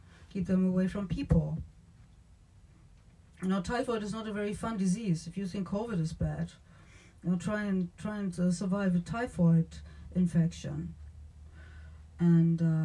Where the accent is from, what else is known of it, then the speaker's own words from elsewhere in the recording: Germany; moved away; I'm from Germany originally